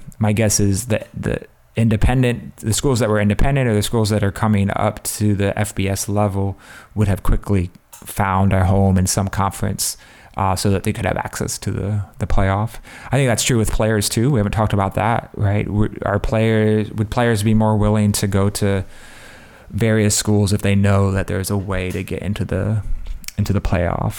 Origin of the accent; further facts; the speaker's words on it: Ohio, United States; I grew up in Ohio. I grew up in Mac land